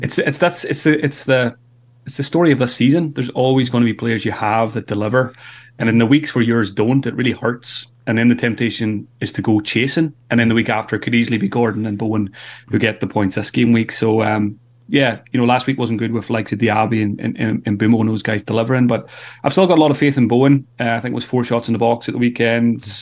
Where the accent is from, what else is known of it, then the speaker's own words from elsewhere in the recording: Ireland; being Irish